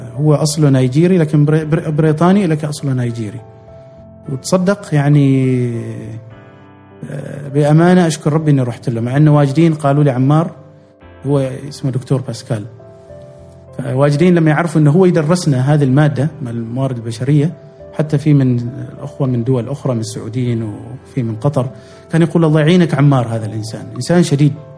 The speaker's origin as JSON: {"language": "Arabic", "country": "Oman", "said": "كعمانيين نحن اساسا تاريخيا تجار"}